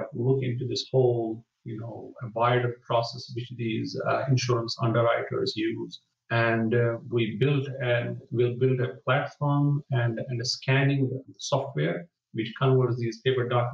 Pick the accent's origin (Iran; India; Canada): India; Jammu and Kashmir; now in London, United Kingdom; I'm from Kashmir, which is a northern part of India